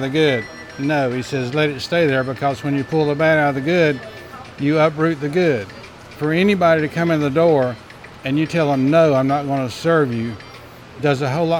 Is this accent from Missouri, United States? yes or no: no; Charlotte, North Carolina, United States; moved away as an adult; now in Grifton, United States; I'm from Charlotte, general contractor by trade